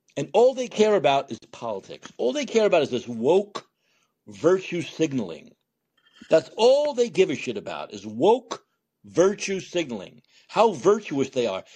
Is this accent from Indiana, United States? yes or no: no; New York, United States; I'm from New York